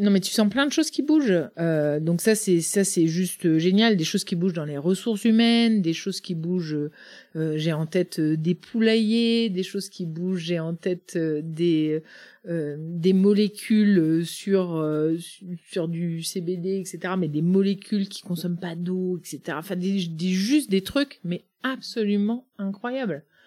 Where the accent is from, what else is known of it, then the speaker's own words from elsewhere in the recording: Le Mené, Brittany, France; moved away as an adult; also born or lived in Russia / Romania / Erquy; now in Plurien, France; le Menet, c'est au, au, cœur des Côtes d'Armor